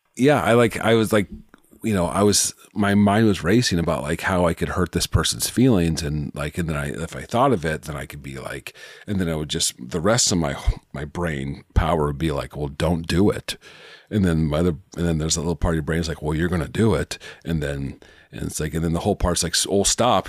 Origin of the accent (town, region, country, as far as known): Omaha, Nebraska, United States